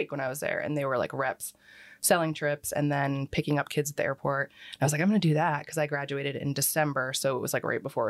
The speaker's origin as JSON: {"language": "English", "town": "Philadelphia", "region": "Pennsylvania", "country": "United States", "tie": "born or raised there", "also_born_or_lived": "Plantation, Florida / New Jersey", "moved": "yes", "lives_now": "Cape Coral, United States", "said": "I'm from there because that's where I grew up and spent most of my time"}